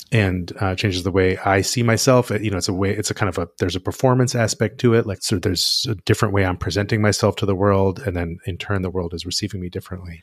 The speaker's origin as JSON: {"language": "English", "country": "United States", "said": "as an American"}